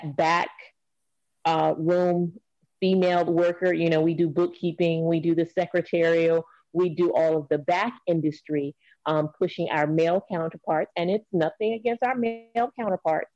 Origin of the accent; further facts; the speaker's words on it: Rocky Mount, North Carolina, United States; I hail from Rocky Mount, North Carolina